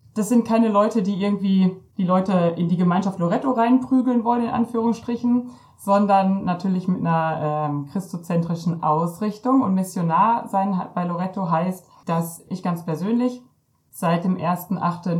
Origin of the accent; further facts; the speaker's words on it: Ostwestfalen-Lippe, North Rhine-Westphalia, Germany; ich komme aus Ostwestfalen-Lippe